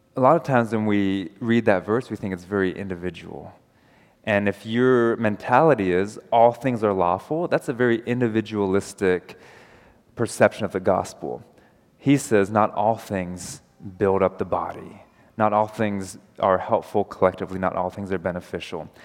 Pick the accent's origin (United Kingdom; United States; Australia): United States; I'm American